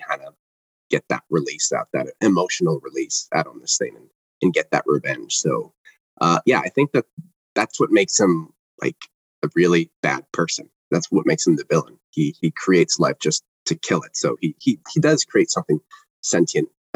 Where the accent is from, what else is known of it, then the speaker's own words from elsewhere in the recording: Toronto, Ontario, Canada; I'm from Toronto